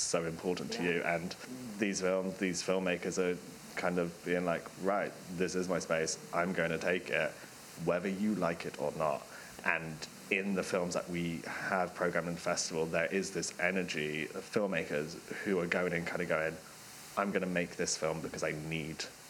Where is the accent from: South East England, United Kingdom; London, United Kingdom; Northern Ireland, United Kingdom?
London, United Kingdom; being a Londoner